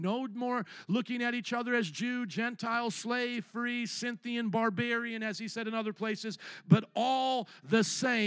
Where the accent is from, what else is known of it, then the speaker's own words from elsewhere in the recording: Indiana, United States; moved away as an adult; also born or lived in Louisiana; now in Chicago, United States; I came from the cornfields of Indiana via the swamps of Louisiana up to Chicago